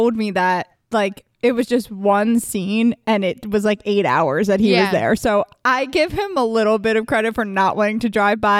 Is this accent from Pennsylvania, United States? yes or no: yes; Delaware County, Pennsylvania, United States; we're from Delco.